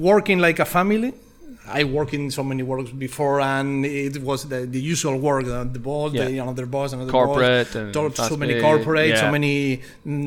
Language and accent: English; Barcelona, Catalonia, Spain; English is a second language; moved away as an adult; also born or lived in Menorca; now in Galicia, Spain; I grew up in Barcelona. I was born in Barcelona.